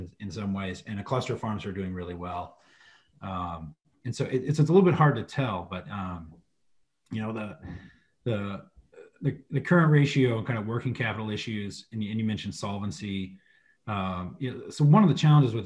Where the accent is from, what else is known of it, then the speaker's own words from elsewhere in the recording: Southern Missouri, United States; where I grew up in Southern Missouri